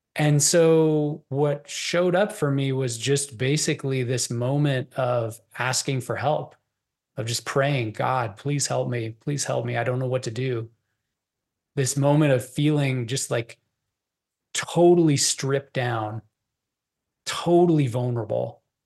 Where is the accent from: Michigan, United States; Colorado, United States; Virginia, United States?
Colorado, United States; Boulder; I grew up in Boulder, which is a very liberal enclave.